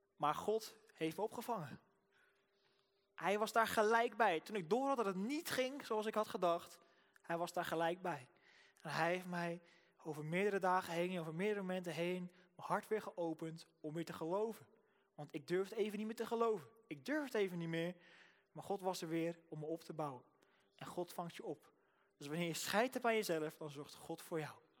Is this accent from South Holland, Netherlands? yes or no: yes; Rotterdam, South Holland, Netherlands; ik kom uit Rotterdam, dus ik praat gewoon zo.